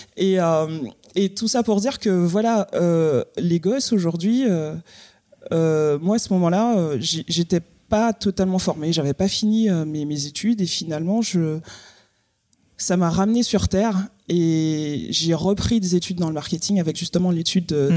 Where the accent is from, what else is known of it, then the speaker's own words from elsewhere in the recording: Guadeloupe; moved away as an adult; je suis partie de la Guadeloupe à 18 ans